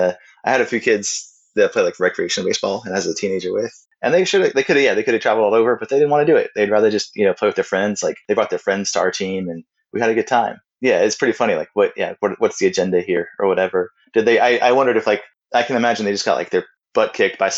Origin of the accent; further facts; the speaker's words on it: the South, United States; I grew up in the South